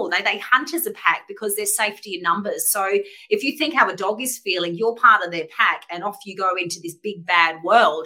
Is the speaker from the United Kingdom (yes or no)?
no; Adelaide, South Australia, Australia; moved away as an adult; also born or lived in Sydney; from a young kid growing up in Adelaide